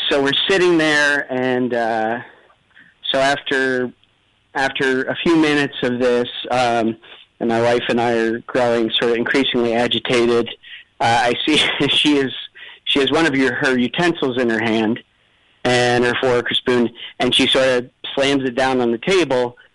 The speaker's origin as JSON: {"language": "English", "country": "United States", "said": "And I said, Listen, you dummy, I'm American."}